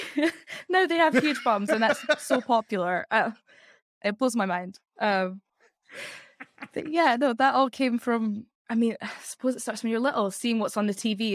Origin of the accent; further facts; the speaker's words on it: Edinburgh, Scotland, United Kingdom; now in London, United Kingdom; I'm from Edinburgh in Scotland, so the capital of Scotland, but moved capital to capital.